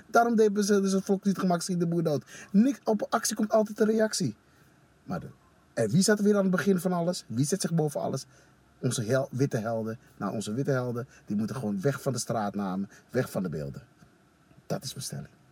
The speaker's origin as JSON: {"language": "Dutch", "country": "Suriname", "lives_now": "Netherlands", "said": "ik als Surinamer"}